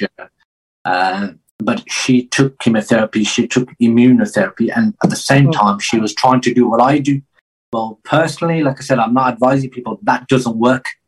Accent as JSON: {"language": "English", "region": "England", "country": "United Kingdom", "tie": "born or raised there", "said": "I grew up in England"}